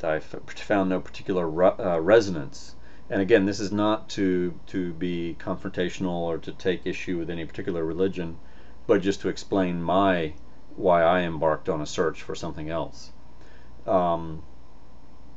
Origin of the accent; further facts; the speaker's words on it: the Bible Belt, United States; I was born in the Bible Belt in the Methodist Church